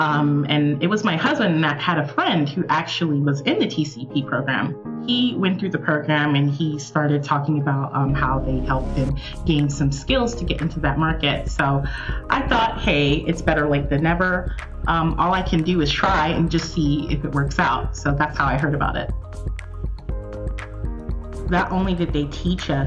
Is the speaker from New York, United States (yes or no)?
no; Atlanta, Georgia, United States; I am from Atlanta, Georgia